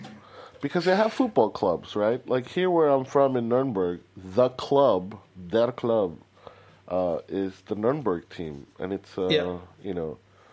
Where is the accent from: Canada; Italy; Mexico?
Mexico; moved away; when I grew up in Mexico